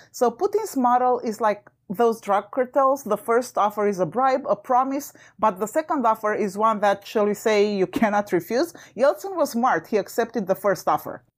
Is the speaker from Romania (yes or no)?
yes; Romania; moved away; I'm originally from Romania. And as a child, during communist Romania